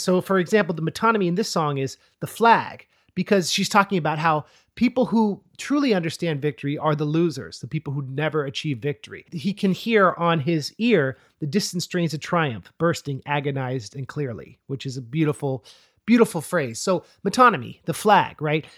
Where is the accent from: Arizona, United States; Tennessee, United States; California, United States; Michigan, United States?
California, United States; Oakland, Monterey Peninsula; I grew up in Oakland and then my dad got a job on the Monterey Peninsula. So we moved two hours south to a kind of rural area of Northern California